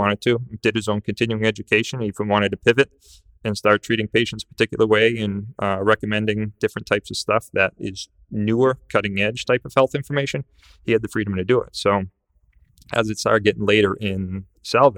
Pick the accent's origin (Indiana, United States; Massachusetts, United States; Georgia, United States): Massachusetts, United States; Salisbury; I grew up in this area, right? I grew up in Salisbury.